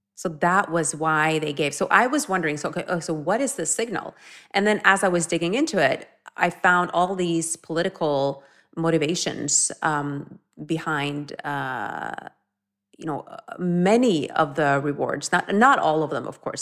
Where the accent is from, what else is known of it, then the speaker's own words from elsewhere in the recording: Norway; moved away; growing up in Norway